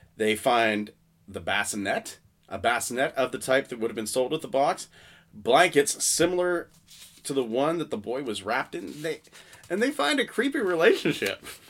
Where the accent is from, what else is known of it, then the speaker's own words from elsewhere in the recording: Salisbury, Pennsylvania, United States; I'm from Pennsylvania. My family's always lived in Pennsylvania